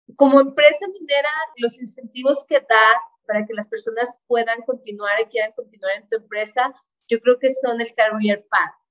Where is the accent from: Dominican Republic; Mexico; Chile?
Mexico; now in Canada; Yo crecí en minería en México